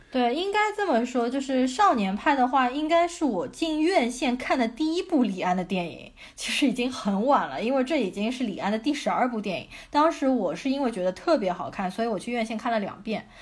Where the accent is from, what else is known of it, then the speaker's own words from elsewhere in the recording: China; 我们中国人